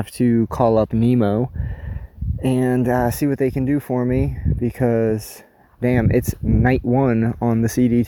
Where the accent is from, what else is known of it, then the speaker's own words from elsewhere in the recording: New Hampshire, United States; I'm from the East Coast and from New Hampshire